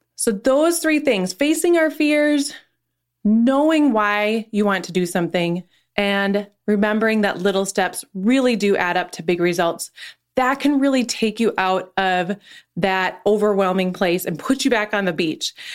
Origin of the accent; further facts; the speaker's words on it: North Dakota, United States; moved away as an adult; also born or lived in Nashville, Tennessee; now in Minneapolis, United States; I was born and raised in North Dakota